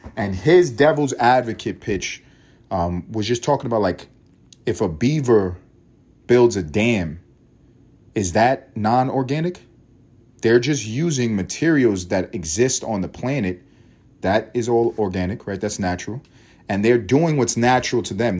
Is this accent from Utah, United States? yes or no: no; New York City, New York, United States; I grew up in New York City